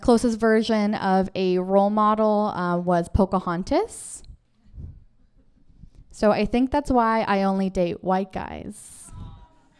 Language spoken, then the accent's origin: English; Kikino, Alberta, Canada; now in Vancouver, Canada; I grew up in the Kikino Métis settlement in Alberta, which is a very small community of 1,000 people.